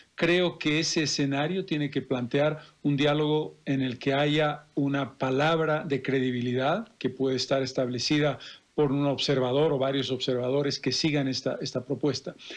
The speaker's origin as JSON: {"language": "Spanish", "country": "Bolivia", "said": "como bolivianos"}